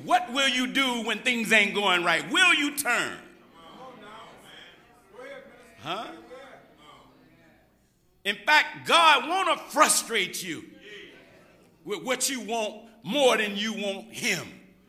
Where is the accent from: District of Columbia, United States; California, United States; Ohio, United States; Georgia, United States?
Georgia, United States; now in Los Angeles, United States; And I'm coming from Georgia. Me and my family like the Beverly Hillbillies. I landed in L.A. and it was a rude awakening because in Georgia, you know, you speak to everybody.